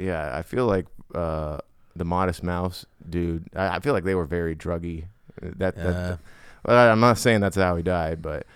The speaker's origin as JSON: {"language": "English", "region": "Hawaii", "country": "United States", "tie": "born or raised there", "said": "growing up in Hawaii"}